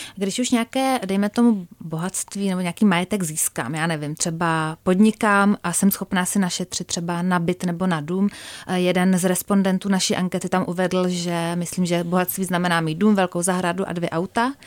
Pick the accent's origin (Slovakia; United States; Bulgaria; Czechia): Czechia; jako Češi